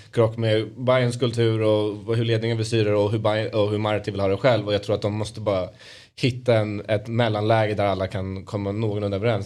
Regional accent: Stockholm, Stockholm County, Sweden; vi alla barn är ju uppvuxna här

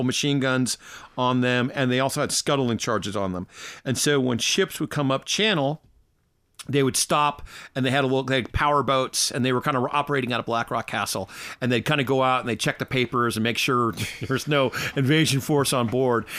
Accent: United States; now in Ireland; I'm American

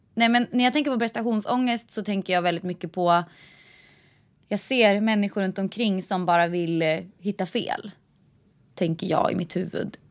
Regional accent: Vingåker, Södermanland, Sweden; moved away; jag kommer från Vingåker och där behöver man inte fickparkera

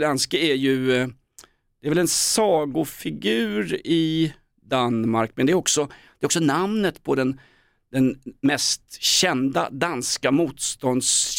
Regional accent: Aspudden, Stockholm County, Sweden; Jag är från Aspudden

